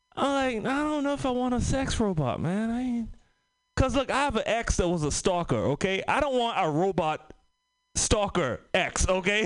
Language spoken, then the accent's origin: English; Trinidad & Tobago; also born or lived in San Francisco Bay Area; now in United States; I'm from the Caribbean, Trinidad and Tobago